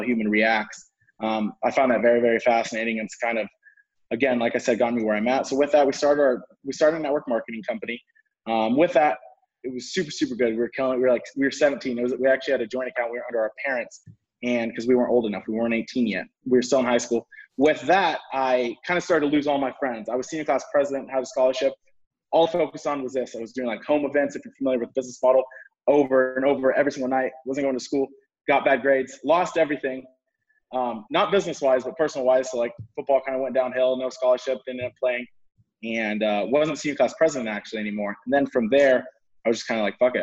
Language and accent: English; California, United States; moved away as an adult; now in Scottsdale, United States; I'm actually from California though. I moved to Arizona for college